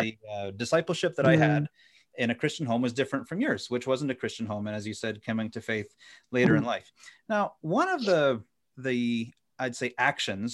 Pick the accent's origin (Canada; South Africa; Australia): Canada; Ottawa Valley, Ontario; moved away as an adult; now in Indiana, United States; I grew up in the Ottawa Valley